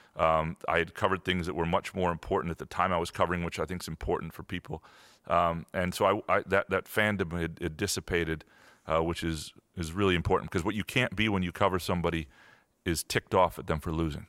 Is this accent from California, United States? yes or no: no; Lansing, Michigan, United States; also born or lived in Chicago; I grew up in Lansing, went to Lansing Sexton High School